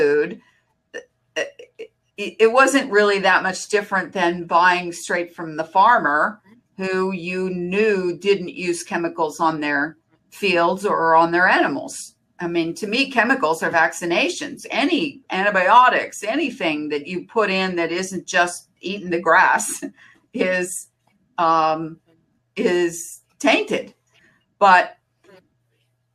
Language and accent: English; United States; as an American